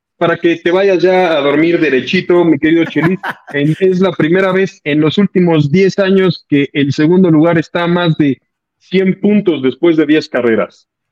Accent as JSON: {"language": "Spanish", "country": "Mexico", "said": "como mexicanos"}